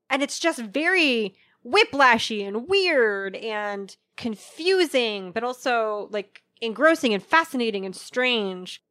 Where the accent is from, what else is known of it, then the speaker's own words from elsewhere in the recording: United States; I'm such an American